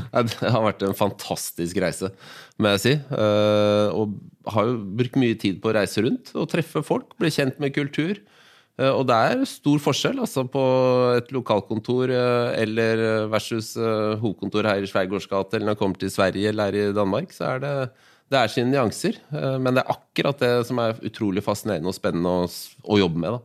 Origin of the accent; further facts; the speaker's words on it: Oslo, Norway; jeg, er født og oppvokst i Groruddalen